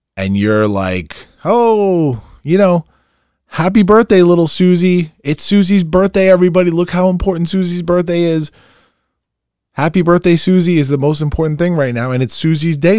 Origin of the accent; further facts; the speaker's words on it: Long Island, New York, United States; I'm a hometown boy. And my work is always gonna start in my hometown.